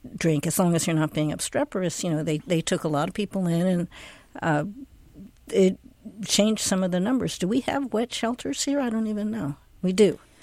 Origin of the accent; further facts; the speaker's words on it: East Coast, United States; now in Seattle, United States; I grew up on the East Coast.